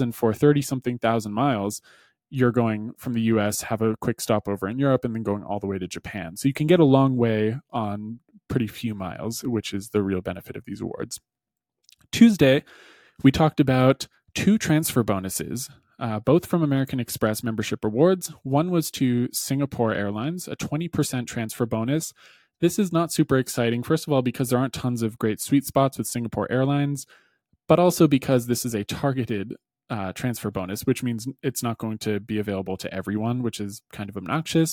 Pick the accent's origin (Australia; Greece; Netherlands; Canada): Canada; for me as a Canadian